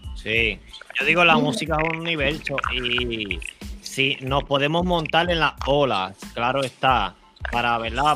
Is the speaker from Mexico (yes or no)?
no; Puerto Rico; moved away as an adult; now in United States; Somos de Puerto Rico y ahora mismo estamos en los Estados Unidos